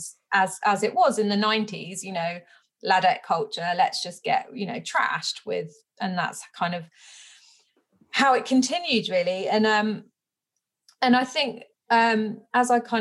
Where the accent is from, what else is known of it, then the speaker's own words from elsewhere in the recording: West Country, South West England, United Kingdom; I grew up in the West Country